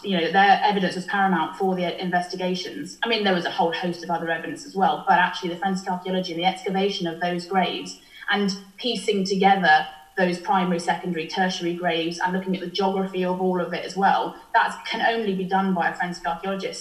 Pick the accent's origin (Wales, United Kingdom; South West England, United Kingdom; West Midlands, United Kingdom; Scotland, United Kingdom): Wales, United Kingdom; Welsh; I'm representing Wales and I'm Welsh